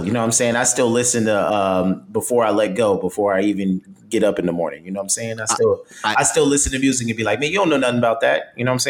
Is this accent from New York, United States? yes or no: yes; Yonkers, New York, United States; I am from Yonkers, New York.